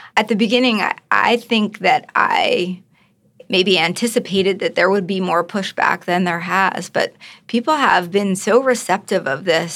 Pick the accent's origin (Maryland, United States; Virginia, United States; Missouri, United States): Maryland, United States; just outside of Baltimore; I grew up just outside of Baltimore